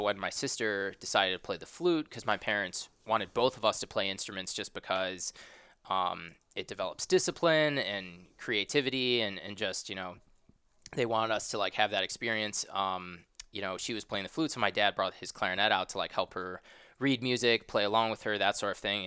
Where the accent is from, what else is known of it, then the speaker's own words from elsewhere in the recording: Chicago, Illinois, United States; moved away as an adult; also born or lived in Ohio / Los Angeles, United States; now in St. Louis, United States; I'm actually not from the West Coast. I'm from a suburb of Chicago